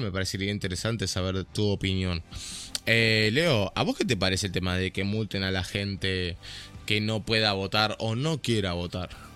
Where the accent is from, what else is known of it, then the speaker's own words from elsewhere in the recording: Uruguay; Yo soy negro, soy uruguayo